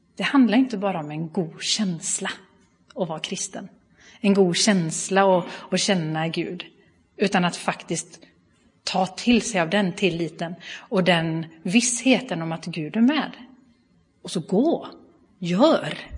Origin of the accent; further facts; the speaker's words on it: Bua, Halland County, Sweden; accent: Halland diphthongs; now in Gothenburg area, Sweden; Jag kommer ifrån Halland ursprungligen, så hör ni några halländska diftonger så är det helt i sin ordning. Ehm, jag är uppvuxen i eh, Pingstkyrkan i Bua